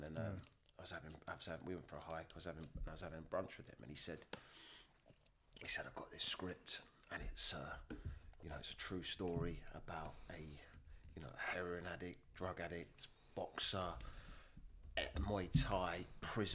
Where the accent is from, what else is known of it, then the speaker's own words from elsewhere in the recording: Kingston upon Thames, London, United Kingdom; I'm from Kingston, southwest London. And I grew up with four young brothers